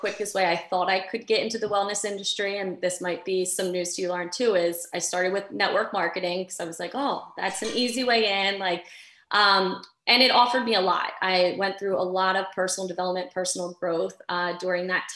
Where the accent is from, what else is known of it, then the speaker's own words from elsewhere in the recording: Delaware, United States; I am from the small state of Delaware, but the first state.